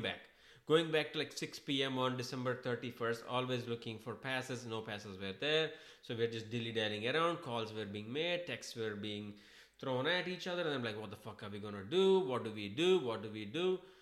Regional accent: Hyderabad, Telangana, India; moved away as an adult; also born or lived in Chennai; I am from Hyderabad

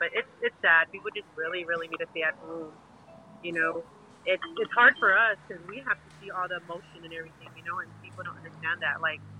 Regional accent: Brownsville, Texas, United States; now in Fort Worth, United States; I am from Brownsville, Texas, but I live in Fort Worth, in Houghton City.

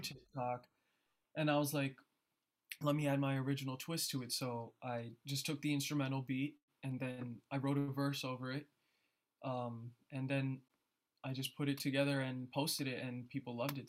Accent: New Jersey, United States; born or raised there; also born or lived in Philadelphia

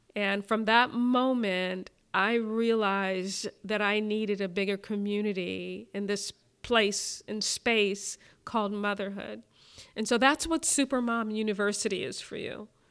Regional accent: Brooklyn, New York, United States; growing up in Brooklyn in the seventies and in the eighties

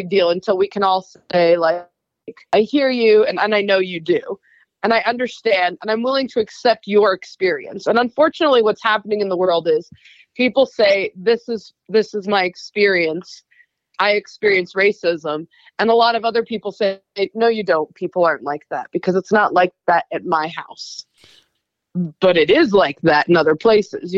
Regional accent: Idaho, United States; moved away as an adult; also born or lived in North Carolina; I grew up in Idaho and then left

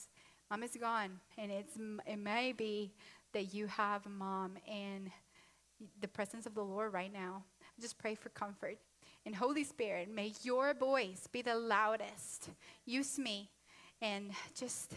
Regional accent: Honduras; I'm Latino from Honduras

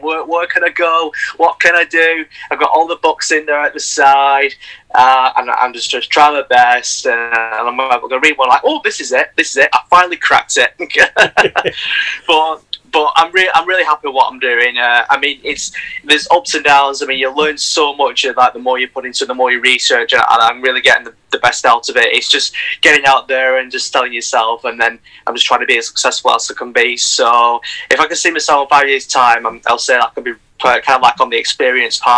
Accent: Bolton, North West England, United Kingdom; I'm from Bolton. That's where I was born.

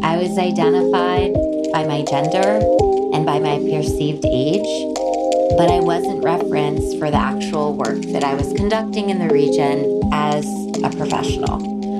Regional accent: Sharon, Connecticut, United States; now in Cornwall, United States; having been born and raised in Sharon and only recently considered myself a Cornwall resident.

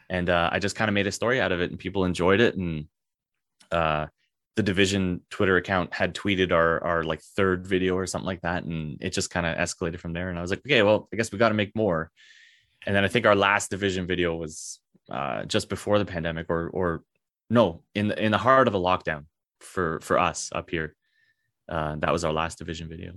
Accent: Canada; as a Canadian

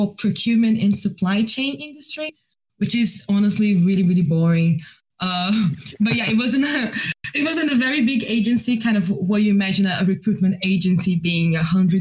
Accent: Rio de Janeiro, Brazil; English is a second language; now in London, United Kingdom; Brazilian, I'm from Rio, so best place to be from.

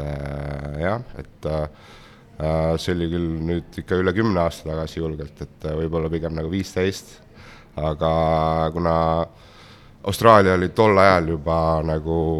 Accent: Estonia; moved away as an adult; also born or lived in London; ise oleme ikkagi eestlased

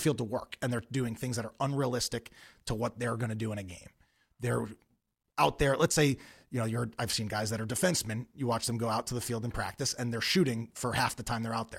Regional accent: Long Island, New York, United States; moved away; I grew up on Long Island

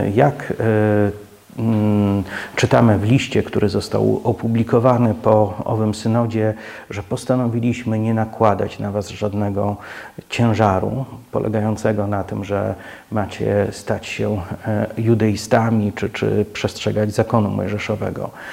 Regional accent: Poland

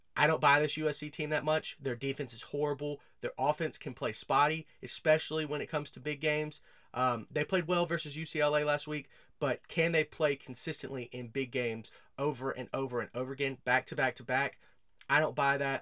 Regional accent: United States; As an American

